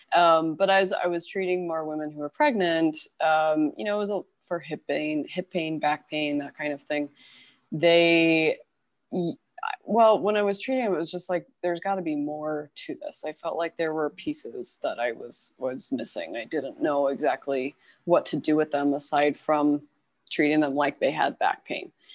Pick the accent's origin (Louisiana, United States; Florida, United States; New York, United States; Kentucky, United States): Kentucky, United States; Louisville; moved away as an adult; also born or lived in Boston, Massachusetts / California; now in Los Angeles, United States; I am originally from Kentucky. Um, I'm from Louisville. Um, so I grew up and was born and raised there